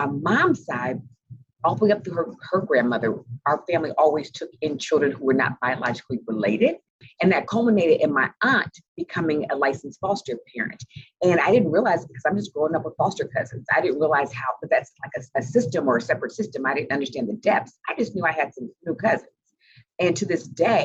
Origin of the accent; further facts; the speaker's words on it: Indianapolis, Indiana, United States; I grew up in Indianapolis, Indiana